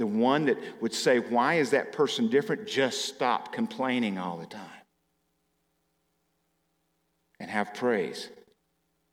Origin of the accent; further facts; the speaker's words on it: Arkansas, United States; moved away; I grew up in Arkansas